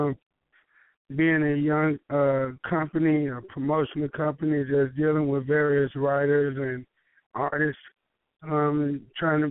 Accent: St. Louis, Missouri, United States; also born or lived in Little Rock, Arkansas; I'm originally from St. Louis, Missouri. And I grew up there in the county area and back and forth from, like, Arkansas, a little place down there in Little Rock.

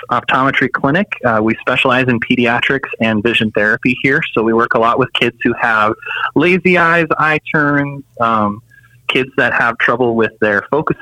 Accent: North Dakota, United States; also born or lived in Arizona; I was born and raised in North Dakota in a really small town

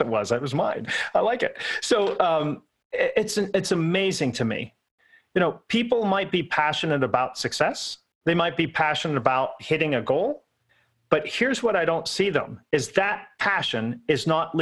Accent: Pittsburgh, Pennsylvania, United States; I'm from Pittsburgh, so horrible accent here

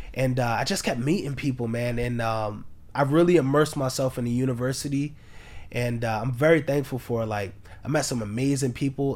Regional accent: New York City, New York, United States; I'm from, I'm born and raised in Harlem.

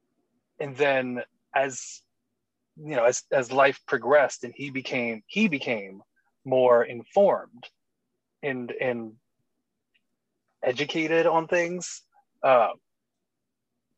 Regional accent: Georgia, United States; I'm from Georgia

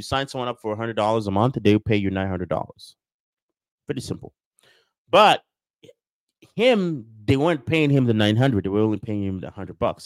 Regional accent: Nigeria; moved away; I grew up in Nigeria. We don't have baseball

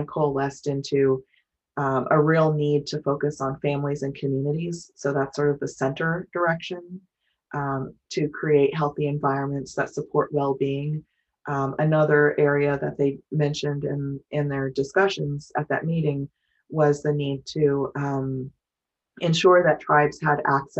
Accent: Fort Berthold Indian Reservation, North Dakota, United States; moved away; I'm originally from the Fort Berthold Indian Reservation in North Dakota.

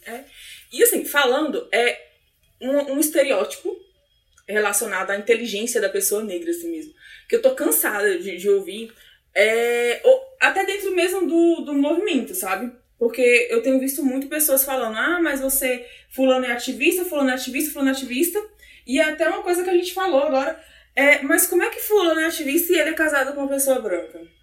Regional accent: Brasília, Federal District, Brazil; sou daqui mesmo, de Brasília

